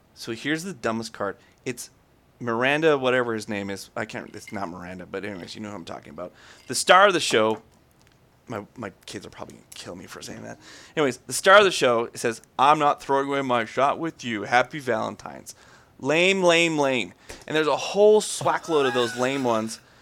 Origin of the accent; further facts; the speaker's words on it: Canada; I'm very Canadian